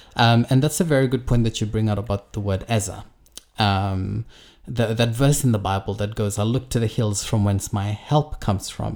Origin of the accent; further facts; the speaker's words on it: Fiji; I grew up in Fiji